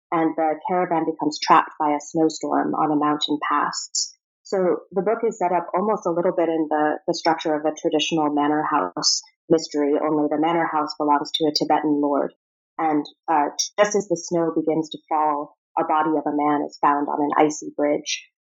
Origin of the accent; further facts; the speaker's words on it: Prague, Czechia; also born or lived in Rome, Italy / Moscow, Russia / Virginia, United States; So I was born in Rome, and we lived in Moscow for five years after that. So my earliest memories involve a lot of Russian fairy tales, Russian art, picnics in the snow, um, and after that, we moved to Virginia for a bit and then to Prague